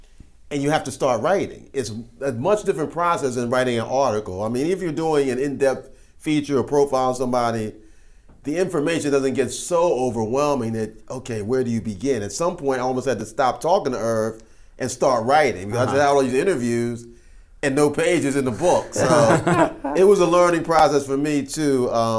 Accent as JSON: {"language": "English", "town": "Philadelphia", "region": "Pennsylvania", "country": "United States", "tie": "born or raised there", "said": "I grew up in Philly"}